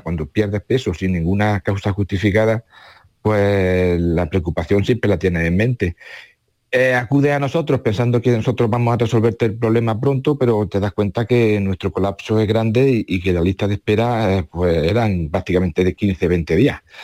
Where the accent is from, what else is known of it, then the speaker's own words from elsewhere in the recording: Córdoba, Andalusia, Spain; moved away as an adult; now in Baeza, Spain; aunque yo nací en Córdoba